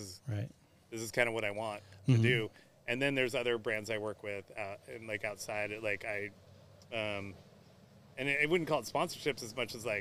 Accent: Riverside, California, United States; I grew up in Riverside

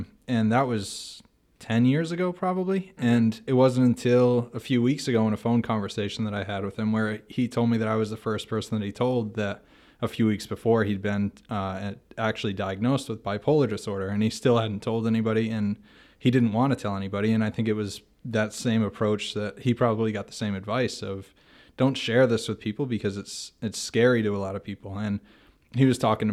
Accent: Massachusetts, United States; now in Yakima, United States; I'm from Massachusetts

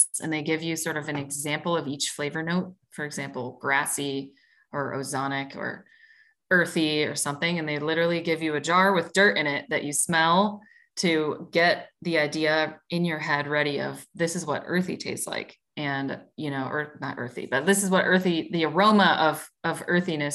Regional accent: Midwest, United States; I'm from the Midwest

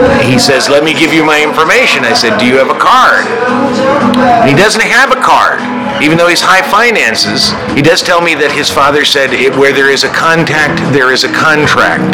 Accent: Chicago, Illinois, United States; we're from Chicago

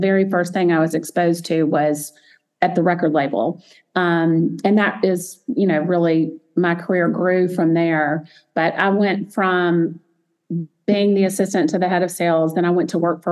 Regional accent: Montgomery, Alabama, United States; I grew up in Montgomery, Alabama, a small little town in Alabama, even though it's the capital.

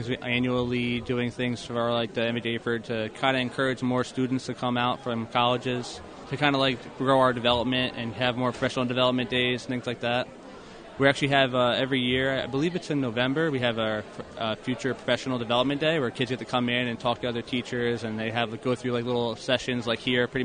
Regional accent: Hamilton, New Jersey, United States; I'm from Hamilton, New Jersey. I go to school at Montclair State University.

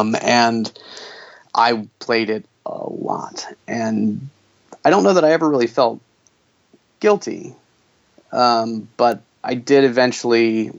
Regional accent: the Bible Belt, United States; Well, I mean, look, I grew up in the Bible Belt. It's just kind of part. It's part of life.

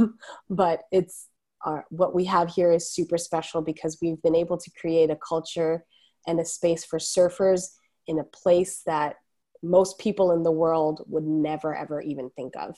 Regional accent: Toronto, Ontario, Canada; I grew up in Etobicoke in Toronto

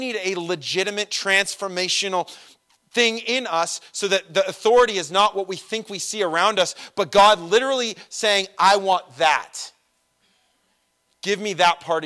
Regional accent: Redlands, California, United States; I'm from Redlands

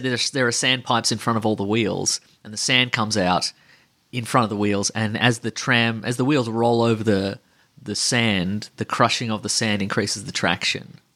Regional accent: Australia; we're from Australia

